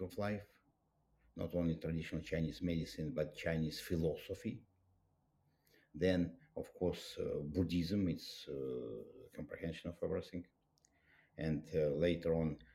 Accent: Russia; I was raised up in Soviet Union

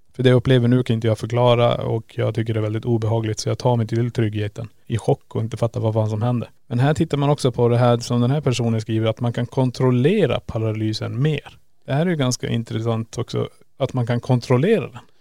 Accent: Kiruna, Norrbotten County, Sweden; moved away; där jag hade mitt pojkrum när jag bodde i Kiruna. Sen flyttade jag.

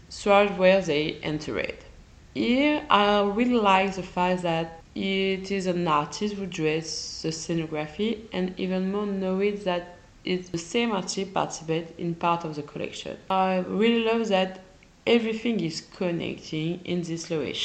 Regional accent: France; accent: French; English is a second language; I mix my English accent in my French accent.

